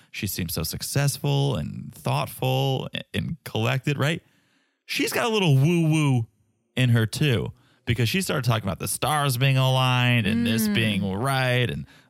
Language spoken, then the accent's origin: English; Albania; I'm from Albania. Who cares about Cape Verde?